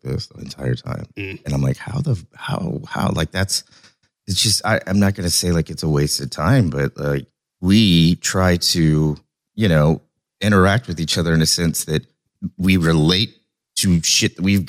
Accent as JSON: {"language": "English", "region": "Oklahoma", "country": "United States", "said": "I'm from Oklahoma"}